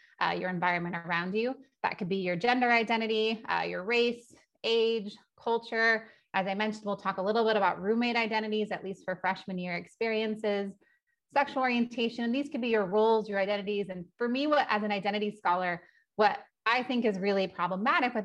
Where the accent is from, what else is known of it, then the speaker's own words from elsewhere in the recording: California, United States; I grew up in California